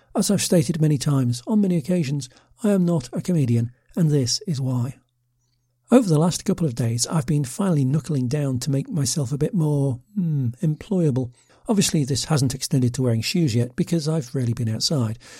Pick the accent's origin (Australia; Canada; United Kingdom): United Kingdom; a middle aged Brit with a passion for offbeat travel